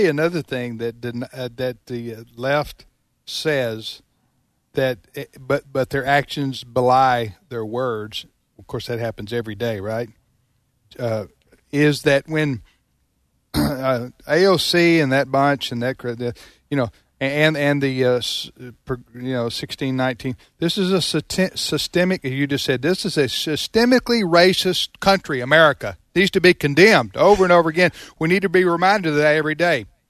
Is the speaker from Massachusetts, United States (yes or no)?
no; Mississippi, United States; I grew up in Mississippi and, and in the seventies we, we, we were integrated by then